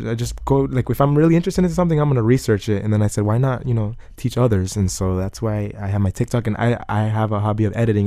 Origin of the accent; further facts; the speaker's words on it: Broward County, Florida, United States; also born or lived in Coconut Creek, Florida; I was born in Broward County. The same house I live in today, I lived in my whole life